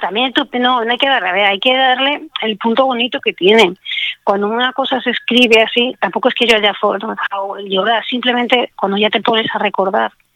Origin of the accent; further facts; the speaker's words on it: Alicante, Valencian Community, Spain; soy de Alicante, entonces he vivido mucho tiempo al lado del mar